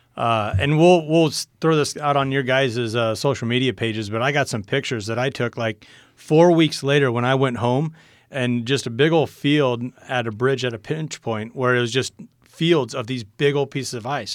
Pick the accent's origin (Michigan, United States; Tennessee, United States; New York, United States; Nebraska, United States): Nebraska, United States; Niobrara Valley; my hometown was just getting smashed. It's right between two riverbeds there in the Niobrara Valley